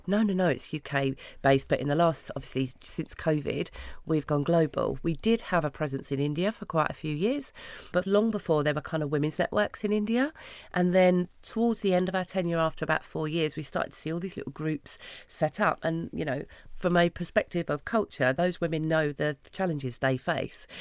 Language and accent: English; London, United Kingdom; I grew up in Hackney